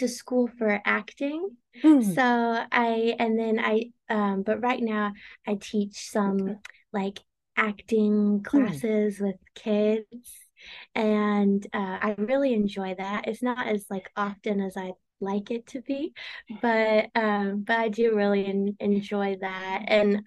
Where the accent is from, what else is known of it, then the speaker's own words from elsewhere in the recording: Tulsa, Oklahoma, United States; I'm from Tulsa, Oklahoma